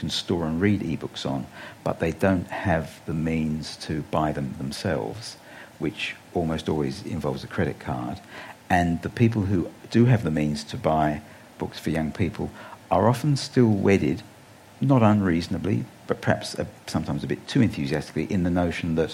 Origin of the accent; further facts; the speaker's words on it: England, United Kingdom; now in Australia; I grew up in England on the BBC radio